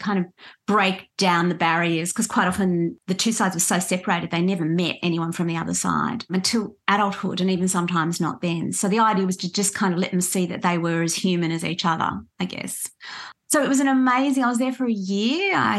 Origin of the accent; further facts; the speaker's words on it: Australia; And I'd say, well, in the context in which you're asking me, I'm Australian.